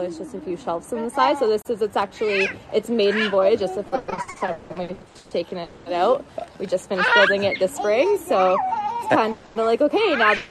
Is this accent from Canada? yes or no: yes; Mission, British Columbia, Canada; I'm from Mission, BC